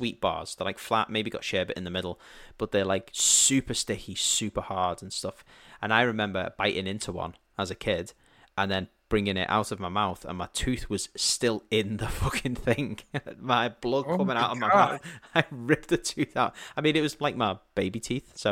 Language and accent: English; United Kingdom; I'm a Brit.